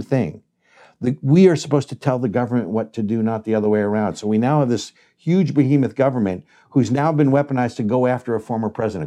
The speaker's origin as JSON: {"language": "English", "region": "New Jersey", "country": "United States", "said": "I'm from New Jersey"}